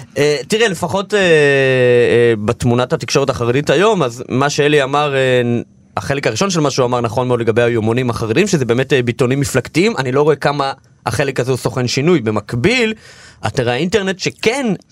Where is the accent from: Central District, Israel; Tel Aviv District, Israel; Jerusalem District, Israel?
Central District, Israel; Kfar Chabad; born or raised there; also born or lived in Belarus